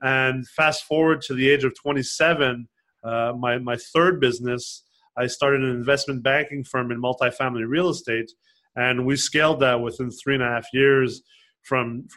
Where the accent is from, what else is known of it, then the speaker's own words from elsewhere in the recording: Los Angeles, California, United States; moved away; also born or lived in Quebec, Canada / Montreal, Canada; I grew up in Los Angeles. I was born in Canada, in Quebec, in the French